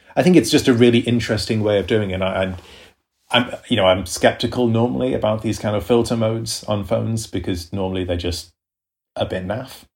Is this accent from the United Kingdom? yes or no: yes; United Kingdom; I'm British